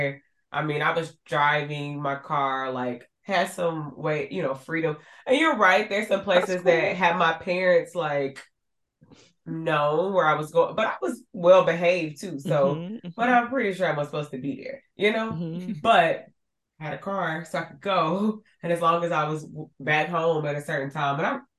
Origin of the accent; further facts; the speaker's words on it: Arkansas, United States; growing up in Arkansas